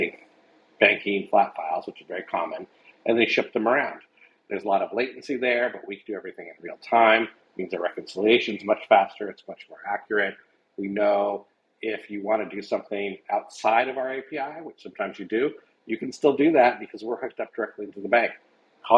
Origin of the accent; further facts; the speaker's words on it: United States; I'm an American